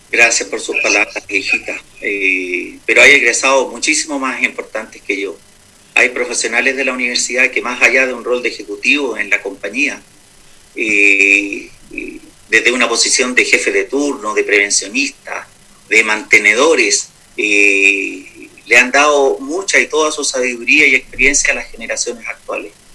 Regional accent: Santiago, Santiago Metropolitan Region, Chile; moved away as an adult; also born or lived in Peru / United States / Atacama; now in Copiapó, Chile; nací en Santiago, estudié mi enseñanza básica y la enseñanza media eh, allí en Santiago

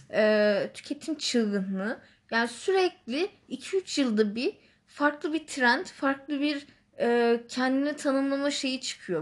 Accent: Istanbul, Turkey; moved away; also born or lived in Northern Cyprus; ben İstanbulluyum

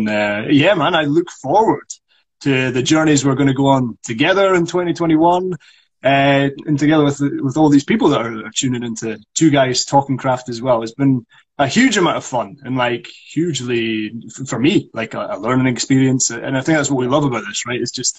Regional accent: Scotland, United Kingdom; accent: northeast of Scotland; first language Scots; being from Scotland

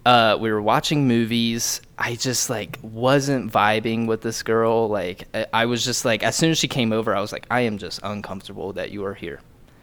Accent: Dayton, Ohio, United States; now in Denver, United States; I came from Dayton, where there's really no good local spots, except for, like, Lucky's, maybe.

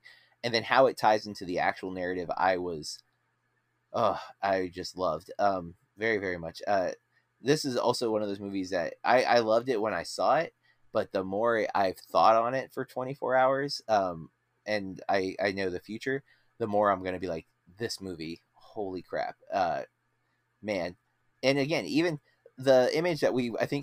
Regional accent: United States; we are American

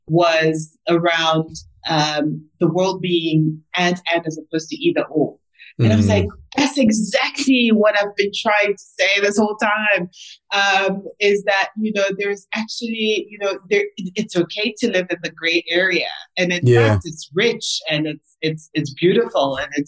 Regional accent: South Africa; also born or lived in Congo; I was born in the Congo. My dad is from DRC. My mom is from Rwanda. You know, I mean, I lived in 5-6 different countries, you know, before the age of 13, moved to South Africa, established this as home

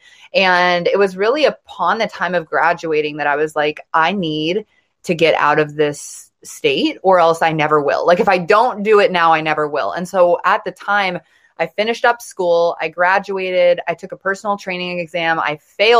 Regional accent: Montana, United States; I grew up in Montana, in a small town in Montana

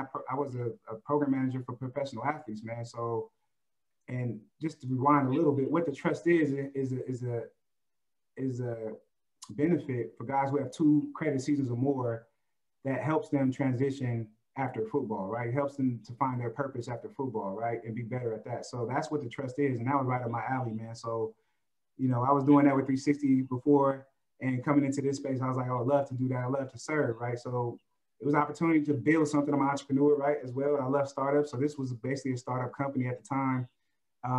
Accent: Oakland, California, United States; I'm from Oakland

